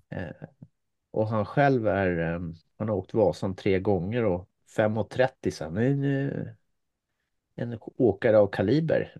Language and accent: Swedish; Finland; now in Sweden; ja, jag är född i Finland, eh, ja. men jag är svensk medborgare sedan 45 år.